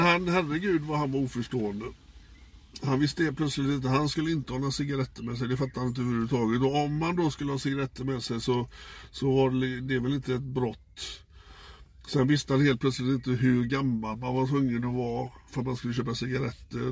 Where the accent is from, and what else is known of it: Gothenburg, Västra Götaland, Sweden